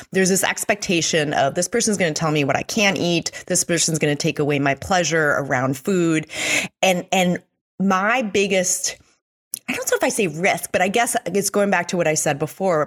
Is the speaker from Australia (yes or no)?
no; Mexico; moved away; also born or lived in Switzerland; I grew up in Mexico